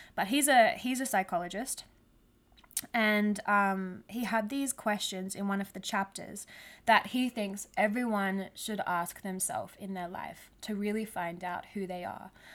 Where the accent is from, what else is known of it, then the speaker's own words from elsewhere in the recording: Australia; I'm Australian too